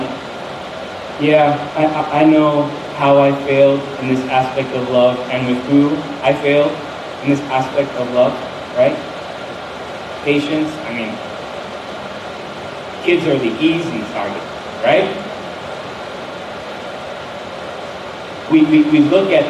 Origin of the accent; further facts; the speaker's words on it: northern New Jersey, United States; I'm from New Jersey, like not the South, but like in the North. So we're kind of close to Manhattan